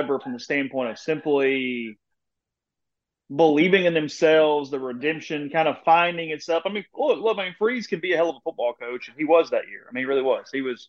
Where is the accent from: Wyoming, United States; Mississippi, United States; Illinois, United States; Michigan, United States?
Mississippi, United States; Amory; I'm from Amory.